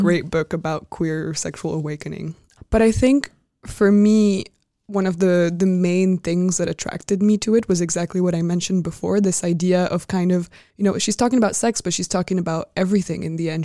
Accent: France; moved away; growing up in France and, like, speaking the French language.

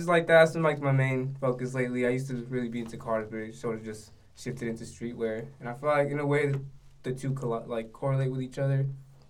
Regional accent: Mountain View, California, United States; now in San Francisco, United States; I'm from the Silicon Valley, Mountain View.

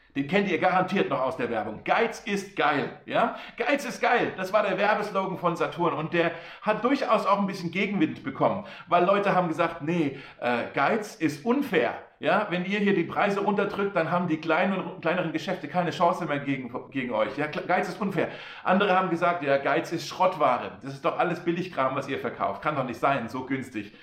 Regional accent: Germany; Wir Deutsche

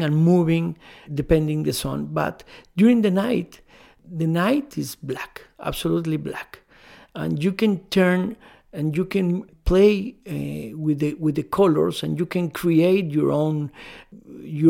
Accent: Mexico City, Mexico; I am from Mexico City.

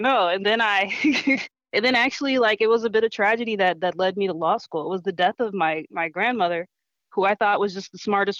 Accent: Minneapolis, Minnesota, United States; I was born and raised here in Minneapolis, Minnesota. So this is my hometown and I love it very much.

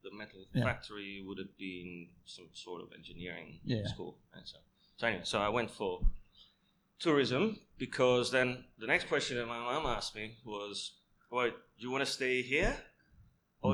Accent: Italy; English is a second language; also born or lived in Germany; now in Phuket, Thailand; Born in Germany, raised in Italy.

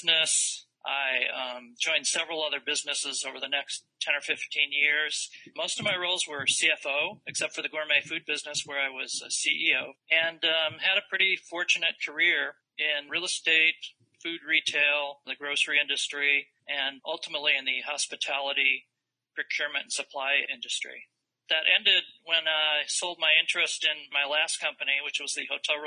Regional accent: Indiana, United States; moved away as an adult; also born or lived in Chicago; now in Palm Beach County, United States; I grew up in Indiana

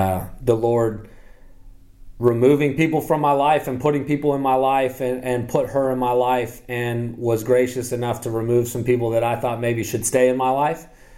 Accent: Midwest, United States; now in US South; my faith is, you know, growing up in the Midwest and growing up in a Catholic family, and in the 80s, you know, and the 90s, faith isn't something that you really talk about a whole lot.

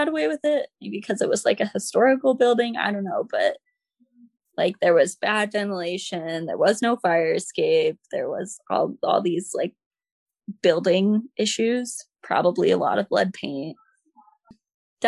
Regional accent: Omaha, Nebraska, United States; moved away as an adult; now in Boston, United States; I'm from Nebraska, grew up in Nebraska.

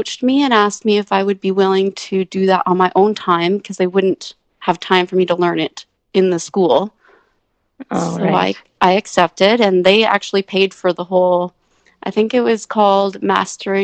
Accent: Ingersoll, Ontario, Canada; moved away as an adult; now in Grande Prairie, Canada; I grew up in Ingersoll, Ontario. Born and raised there

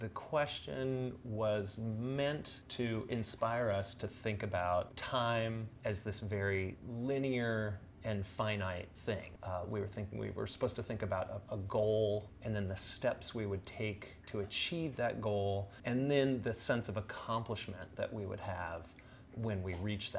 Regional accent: Beaverton, Oregon, United States; moved away as an adult; also born or lived in Chicago / Paris; when I grew up in Beaverton, I'd gone to school basically in the same place for all 12 years

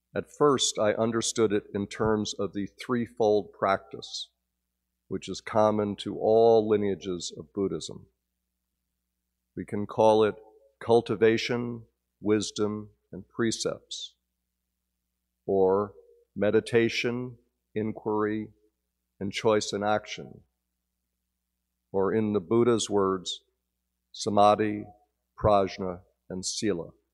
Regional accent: Northern New Jersey, United States; moved away; my childhood growing up in New Jersey

